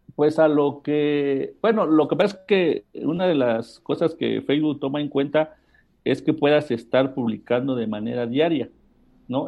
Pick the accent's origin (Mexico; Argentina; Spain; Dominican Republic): Mexico; todos los mexicanos sabemos muchas groserías.